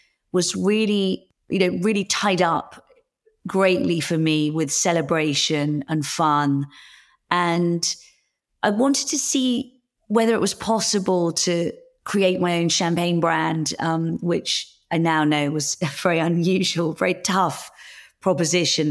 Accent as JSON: {"language": "English", "area": "Hertfordshire", "region": "East of England", "country": "United Kingdom", "tie": "born or raised there", "also_born_or_lived": "London", "moved": "yes", "lives_now": "Winchester, United Kingdom", "said": "I grew up in Hertfordshire and was at school in London"}